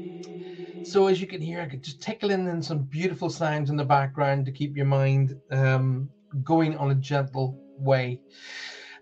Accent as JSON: {"language": "English", "region": "Northern Ireland", "country": "United Kingdom", "accent": "Northern Ireland", "said": "my Northern Ireland accent"}